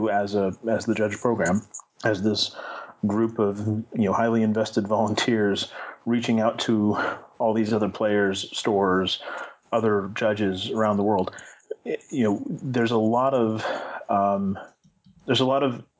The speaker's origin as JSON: {"language": "English", "region": "Northern California", "country": "United States", "tie": "born or raised there", "said": "Northern California has been my home for, you know, basically all my life"}